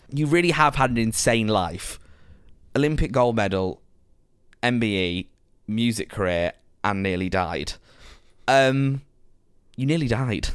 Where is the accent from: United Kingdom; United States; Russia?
United Kingdom; Preston, North West England; I grew up in Preston, and I think although Preston is a little bit bigger than that, I grew sort of outside of Preston